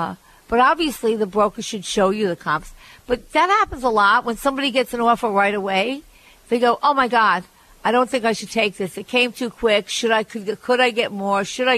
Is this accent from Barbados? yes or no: yes; Barbados; I grew up in Barbados, and I can't afford the electric bill.